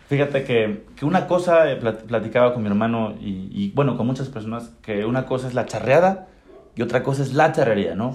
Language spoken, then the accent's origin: Spanish; Tlaxcala, Mexico; moved away as an adult; now in Querétaro, Mexico; crecí aquí en Tlaxcala con el equipo de mi familia